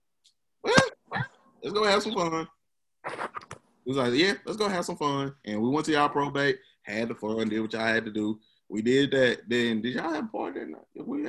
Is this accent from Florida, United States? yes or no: no; Memphis, Tennessee, United States; I'm from South Memphis